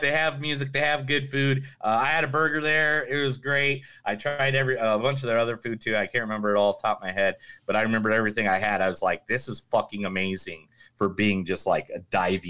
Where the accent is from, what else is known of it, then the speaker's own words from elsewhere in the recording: Ireland; No, I'm Irish, dude.